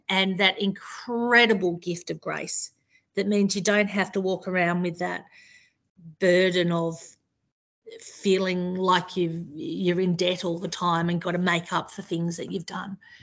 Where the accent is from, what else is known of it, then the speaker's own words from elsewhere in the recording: Tasmania, Australia; moved away as an adult; now in Melbourne, Australia; I grew up in Tasmania, but I've sort of lived in Melbourne since I was I moved here in my early 20s